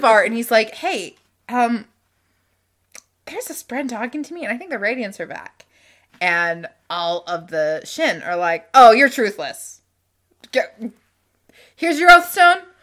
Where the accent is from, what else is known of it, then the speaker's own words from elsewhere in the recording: Utah Valley, United States; moved away; also born or lived in Louisiana; growing up in Utah Valley